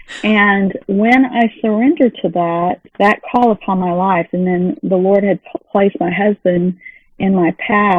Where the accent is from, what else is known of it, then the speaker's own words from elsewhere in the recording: Texas, United States; moved away; also born or lived in Missouri / Dallas-Fort Worth Metroplex; I'm from Texas, then we moved to Missouri, and then came back on my own to back down to the Dallas-Fort Worth Metroplex